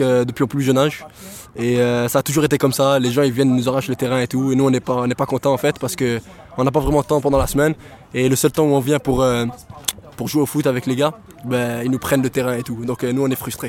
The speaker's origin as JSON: {"language": "French", "town": "Montreal", "region": "Quebec", "country": "Canada", "tie": "born or raised there", "said": "je suis né euh, ici à Montréal. Ben, j'ai toujours habité à Côte-des-Neiges"}